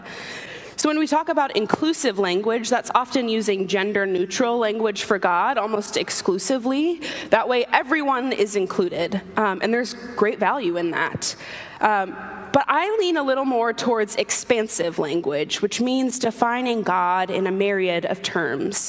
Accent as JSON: {"language": "English", "town": "Atlanta", "region": "Georgia", "country": "United States", "tie": "born or raised there", "also_born_or_lived": "Sewanee, Tennessee / Austin, Texas / Fayetteville, Arkansas", "moved": "as an adult", "lives_now": "Washington, DC, United States", "said": "I grew up in Atlanta. I was born and raised there. I lived there until I went to college."}